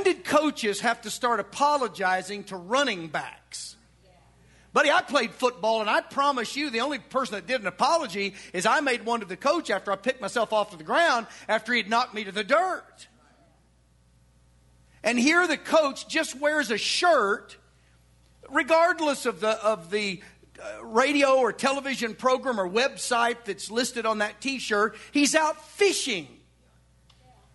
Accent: Arkansas, United States; now in Edmond, United States; I'm from Arkansas.

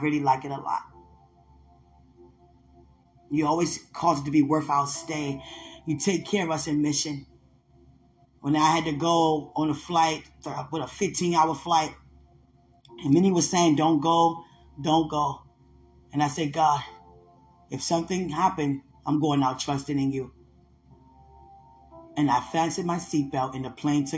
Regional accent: Washington, District of Columbia, United States; I'm from D.C.

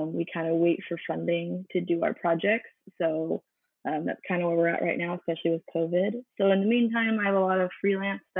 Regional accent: Texas, United States; I was born in Texas, and we would go to SeaWorld San Antonio pretty often

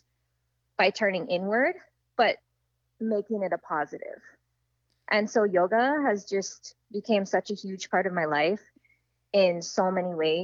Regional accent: Maui, Hawaii, United States; Growing up on Maui

